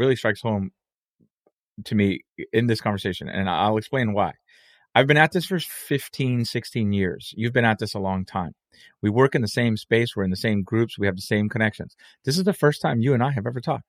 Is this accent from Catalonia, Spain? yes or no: no; Canary Islands, Spain; now in United States; My family's Cuban. Yo soy Canario. I was born in the Canary Islands.